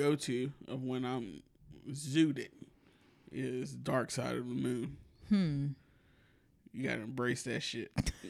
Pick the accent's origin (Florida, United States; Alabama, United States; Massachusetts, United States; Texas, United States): Alabama, United States; I'm country nigga from Alabama, bro.